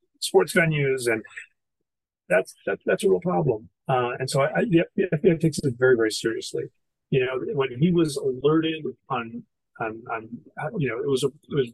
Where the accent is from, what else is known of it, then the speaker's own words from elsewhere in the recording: Boston, Massachusetts, United States; moved away; I'm originally from Boston